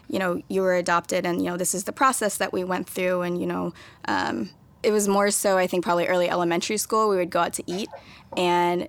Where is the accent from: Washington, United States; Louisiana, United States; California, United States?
Washington, United States; Maple Valley; also born or lived in South Korea; grew up in Maple Valley, Washington, which is as idyllic and white as you would imagine it to be.